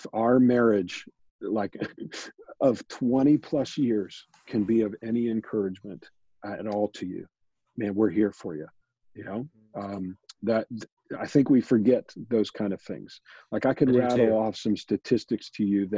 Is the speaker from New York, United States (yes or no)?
no; Pittsburgh, Pennsylvania, United States; born and raised in Pittsburgh